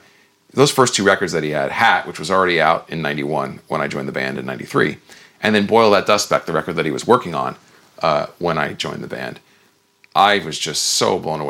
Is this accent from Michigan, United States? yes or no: no; New Jersey, United States; moved away as an adult; also born or lived in California; when I say I grew up in New Jersey, it's like, yeah, there's a certain kind of an attitude in growing up in New Jersey